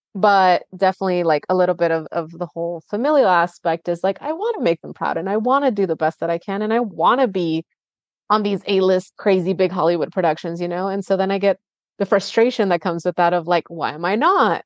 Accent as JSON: {"language": "English", "town": "Tijuana", "region": "Baja California", "country": "Mexico", "tie": "born or raised there", "moved": "yes", "lives_now": "United States", "said": "I grew up in Tijuana"}